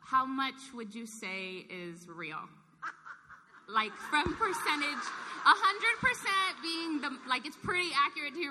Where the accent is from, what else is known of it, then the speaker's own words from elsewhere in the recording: Arcadia, California, United States; Um, I'm from Arcadia.